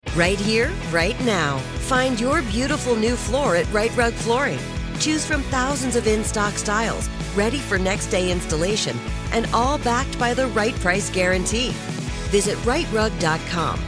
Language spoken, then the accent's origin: English; South Florida, United States; I grew up in South Florida